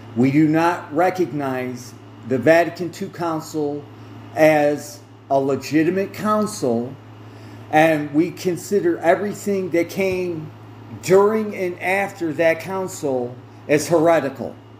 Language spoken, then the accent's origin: English; United States; I did start out as a Protestant, Protestant because I'm an American